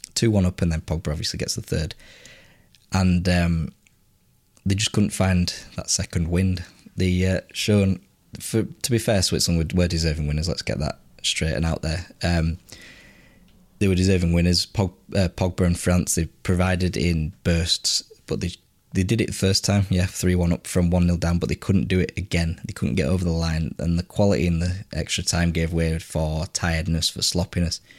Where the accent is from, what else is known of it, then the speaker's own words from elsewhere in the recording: England, United Kingdom; as an Englishman